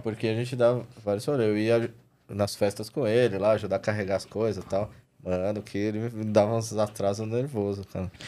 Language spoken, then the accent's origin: Portuguese; São Paulo, Brazil; sou paulistano, tenho 44 anos, sou casado, trabalho com adestramento de cães, e sou aqui da, ali da Zona Norte, São Paulo, então muito próximo do Play Center. Então é, cresci frequentando o Play Center